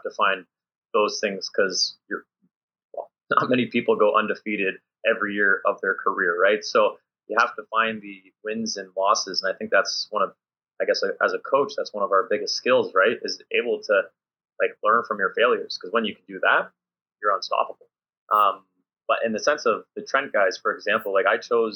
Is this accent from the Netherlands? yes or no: no; Canada; moved away; also born or lived in Luxembourg; I'm coming from Canadian system.